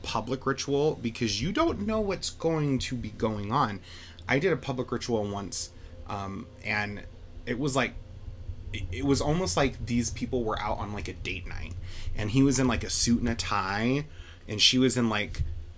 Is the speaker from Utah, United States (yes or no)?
yes; West Haven, Utah, United States; I'm from West Haven. It's a quaint little town on the outskirts of Ogden.